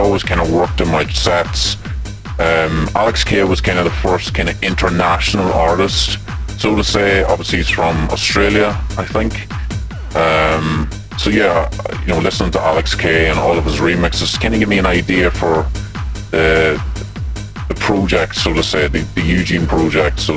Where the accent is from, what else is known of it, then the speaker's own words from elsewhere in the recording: Roscommon, Connacht, Ireland; I'm from Roscommon